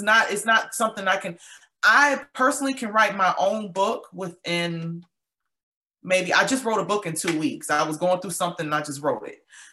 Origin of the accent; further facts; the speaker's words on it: Buffalo, New York, United States; moved away as an adult; now in Georgia, United States; I was born and raised in Buffalo. I'm in Georgia now